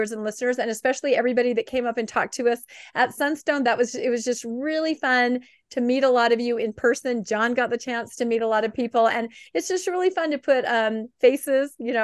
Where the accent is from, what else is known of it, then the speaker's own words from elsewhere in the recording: Pacific Northwest, United States; I grew up in the Pacific Northwest.